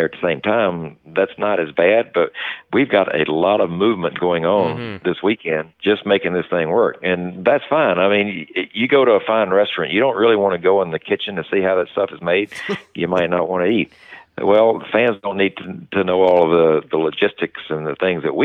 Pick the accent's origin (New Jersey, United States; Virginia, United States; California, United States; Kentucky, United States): Virginia, United States; Martinsville; From Martinsville